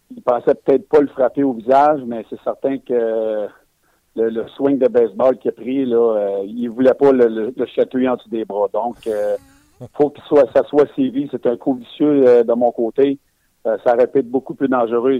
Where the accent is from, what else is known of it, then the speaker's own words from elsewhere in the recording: Quebec, Canada; Je suis un Québécois